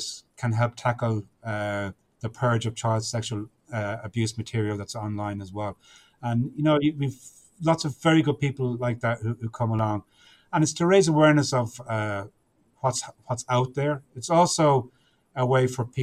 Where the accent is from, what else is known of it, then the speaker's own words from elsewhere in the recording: Ireland; I'm Irish